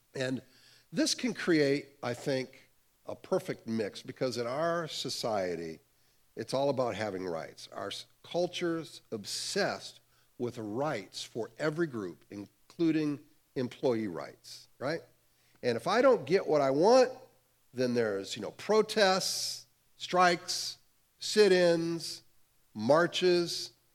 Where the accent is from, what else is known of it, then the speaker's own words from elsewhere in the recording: Cleveland, Ohio, United States; I grew up in the Cleveland, Ohio area